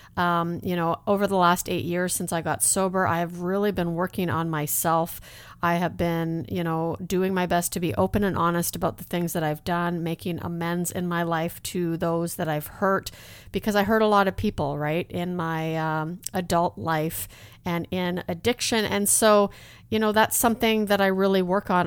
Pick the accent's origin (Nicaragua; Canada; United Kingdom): Canada; a small town in Alberta; also born or lived in Netherlands; my parents immigrated to Canada. We actually moved to a small town in Alberta